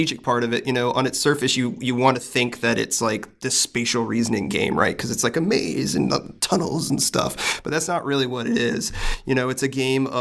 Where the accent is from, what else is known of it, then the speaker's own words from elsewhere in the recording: the South, United States; I'm from the South